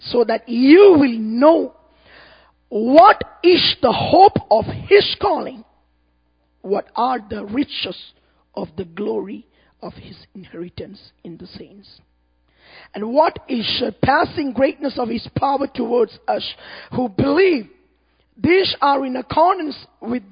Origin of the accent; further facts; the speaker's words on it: India; from India.